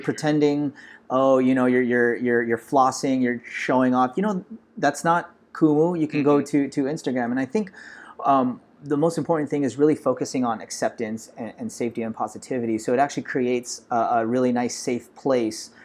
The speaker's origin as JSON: {"language": "English", "town": "Los Angeles", "region": "California", "country": "United States", "tie": "born or raised there", "said": "I'm actually a Filipino American, born and raised in Los Angeles"}